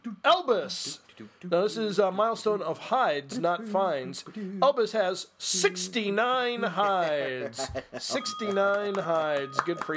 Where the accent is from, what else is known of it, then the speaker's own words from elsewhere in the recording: Ireland; Because I am. I'm Irish.